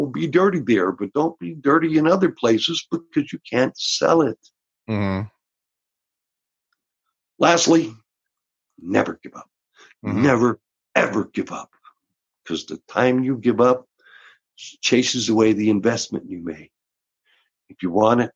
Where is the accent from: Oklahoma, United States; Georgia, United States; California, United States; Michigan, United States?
Georgia, United States; moved away as an adult; also born or lived in Austin, Texas / Houston, Texas; now in Los Angeles, United States; I was born in Texas, raised in Georgia